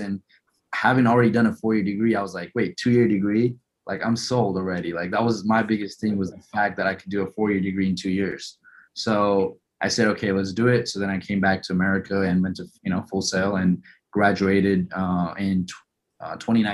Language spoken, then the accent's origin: English; India; also born or lived in Las Vegas, United States; now in Houston, United States; I'm originally from India and I came here, you know, when I was a little younger, but I had to go back to India